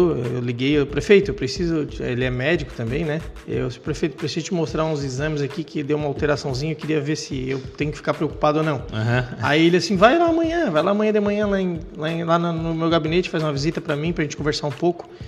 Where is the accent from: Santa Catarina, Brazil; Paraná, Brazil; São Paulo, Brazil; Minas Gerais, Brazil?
Santa Catarina, Brazil; Capivari de Baixo; born there; Eu nasci em Capivari de Baixo, né? Na verdade, Capivari de Baixo ainda pertencia a Tubarão